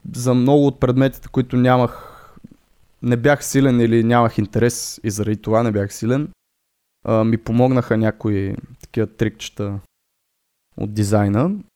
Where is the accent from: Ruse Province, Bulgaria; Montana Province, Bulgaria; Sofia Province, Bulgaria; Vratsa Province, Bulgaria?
Sofia Province, Bulgaria; Botevgrad; аз съм от Ботевград